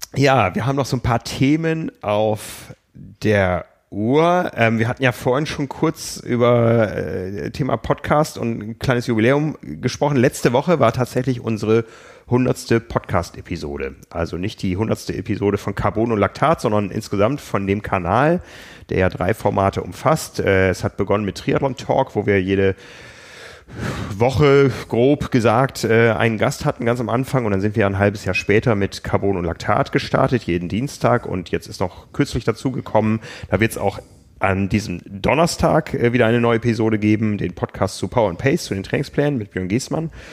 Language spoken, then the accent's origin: German; Osnabrück, Lower Saxony, Germany; moved away; von Osnabrück, von meiner Heimatstadt